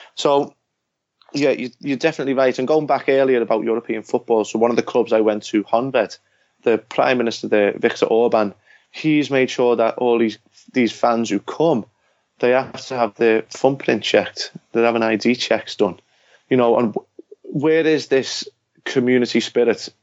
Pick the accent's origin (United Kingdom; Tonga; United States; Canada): United Kingdom; England; born or raised there